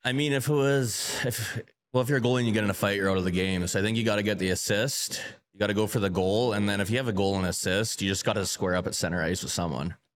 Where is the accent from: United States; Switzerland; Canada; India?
Canada; Calgary, Alberta; moved away; Calgary's my hometown